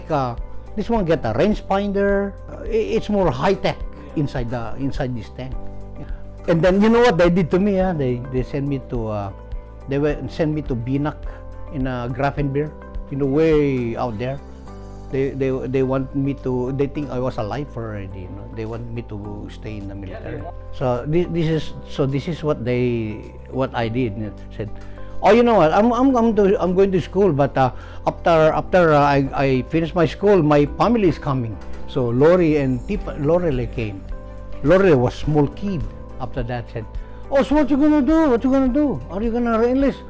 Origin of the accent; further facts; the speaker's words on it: Philippines; moved away; I was born in the Philippines